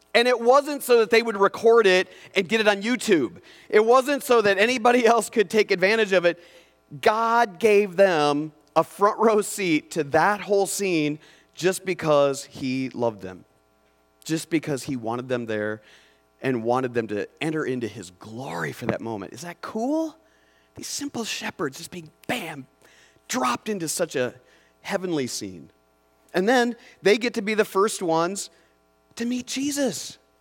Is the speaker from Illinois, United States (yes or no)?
no; Mitchell County, Iowa, United States; I was born in the Mitchell County Hospital, Mitchell County Memorial Hospital